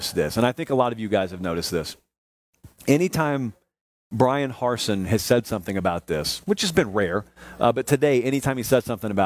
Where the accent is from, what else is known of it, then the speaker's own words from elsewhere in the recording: Columbus, Georgia, United States; the closest one that I grew up to down in Columbus, Georgia